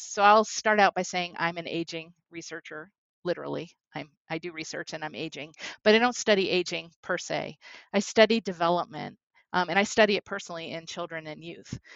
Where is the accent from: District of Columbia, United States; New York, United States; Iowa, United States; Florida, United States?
New York, United States; New York City; growing up in Brooklyn. And as a young girl, lived in Brooklyn